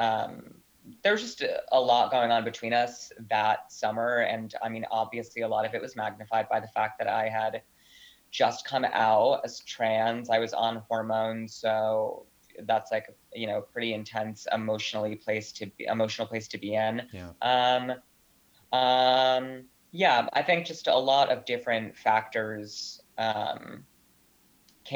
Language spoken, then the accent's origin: English; Providence, Rhode Island, United States; moved away as an adult; also born or lived in Ridgewood, Queens, New York; now in New York, United States; I'm from Providence, Rhode Island. It's where I was born and raised.